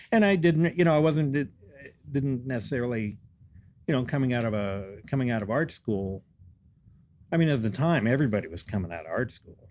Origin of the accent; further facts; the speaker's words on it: Western Pennsylvania, United States; moved away as an adult; also born or lived in Denver / Baltimore / Montana; I grew up in Western Pennsylvania